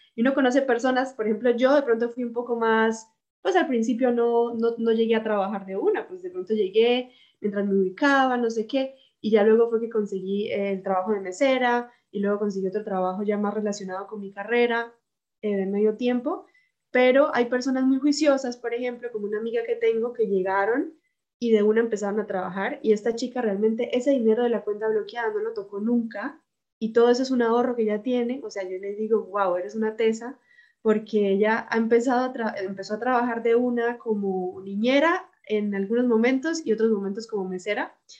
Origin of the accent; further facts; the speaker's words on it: Bucaramanga, Santander, Colombia; moved away as an adult; now in Germany; soy de Bucaramanga